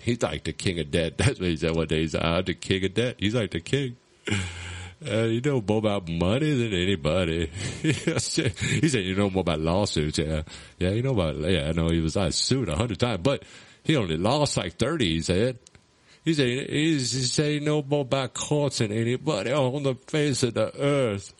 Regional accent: United States; I'm an American

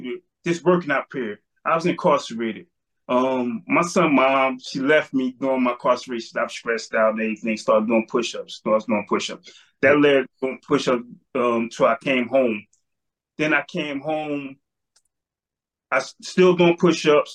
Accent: Trenton, New Jersey, United States; I'm from Trenton, New Jersey, 47 years old.

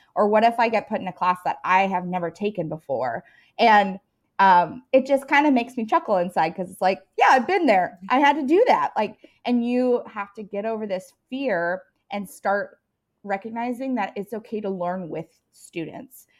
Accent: Seattle, Tacoma area, Washington, United States; moved away as an adult; also born or lived in Colorado; I am, uh, from all over. Uh, I grew up most of my life in Washington State, um, in the Seattle, Tacoma area

